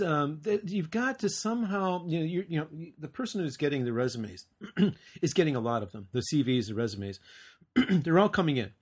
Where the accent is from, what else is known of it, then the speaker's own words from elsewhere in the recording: United States; moved away; also born or lived in Japan; I'm an American